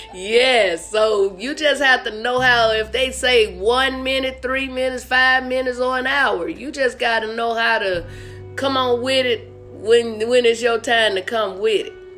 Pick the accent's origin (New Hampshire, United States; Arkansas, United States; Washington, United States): Arkansas, United States; now in Las Vegas, United States; I'm from Arkansas